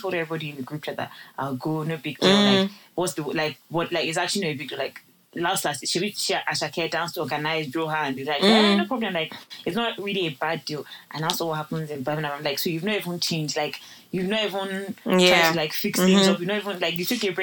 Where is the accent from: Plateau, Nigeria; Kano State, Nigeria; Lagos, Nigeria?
Lagos, Nigeria; I'm even coming from Lagos